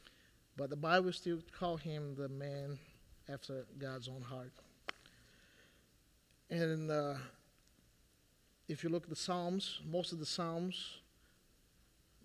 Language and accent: English; Brazil; moved away; I'm Brazilian